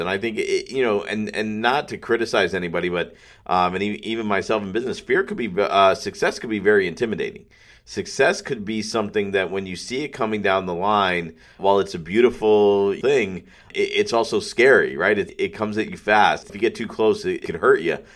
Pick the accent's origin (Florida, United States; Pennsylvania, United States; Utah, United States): Florida, United States; Pembroke Pines; I love Pembroke Pines. I love my hometown.